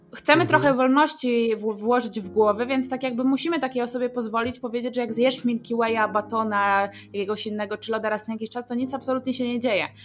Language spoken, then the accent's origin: Polish; Hrubieszów, Lublin Voivodeship, Poland; pochodzimy z Churbieszowa